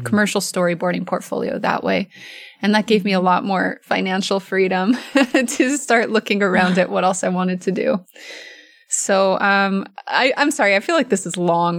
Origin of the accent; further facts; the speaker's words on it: Oregon, United States; I'm from Oregon